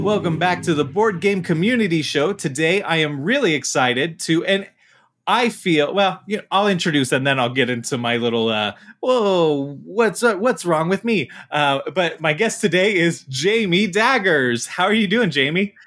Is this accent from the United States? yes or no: yes; Utah, United States; I, I'm from Utah